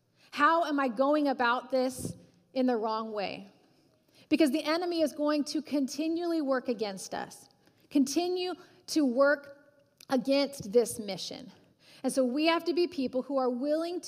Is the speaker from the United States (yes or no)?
yes; United States; as American Christians